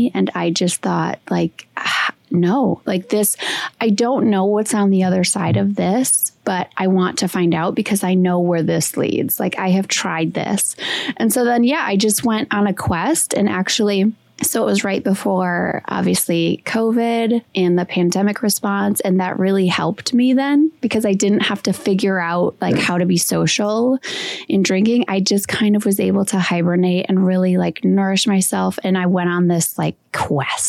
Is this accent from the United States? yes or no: yes; Wisconsin, United States; I'm from Wisconsin